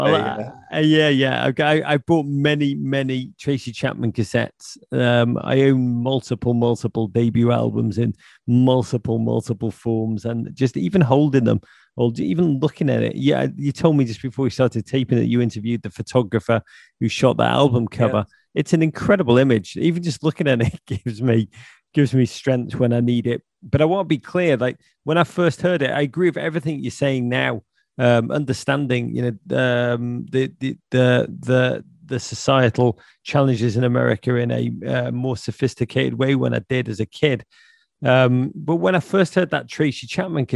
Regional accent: Liverpool, North West England, United Kingdom; I grew up in Liverpool

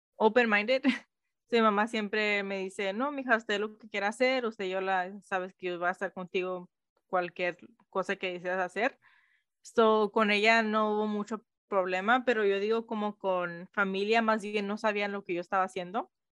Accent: United States; creciendo latina, creciendo en Estados Unidos

